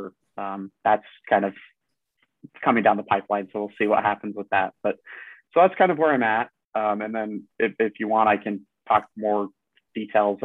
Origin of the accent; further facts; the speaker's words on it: Utah, United States; I grew up in Utah